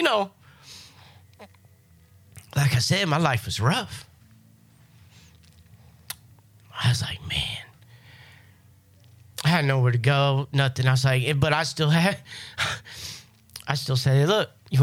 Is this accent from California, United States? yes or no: no; Kansas City, Missouri, United States; moved away as an adult; now in Florida, United States; I'm not from Florida. You know, I'm from good old Kansas City, Missouri.